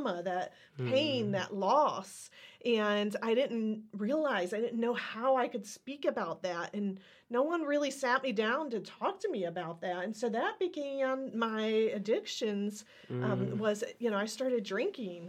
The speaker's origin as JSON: {"language": "English", "region": "Ohio", "country": "United States", "tie": "born or raised there", "said": "I was born and raised in Ohio"}